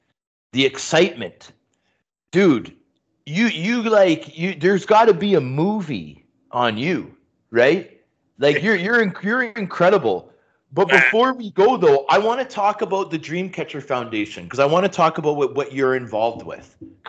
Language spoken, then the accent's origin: English; Canada; you know, we're Canadian here.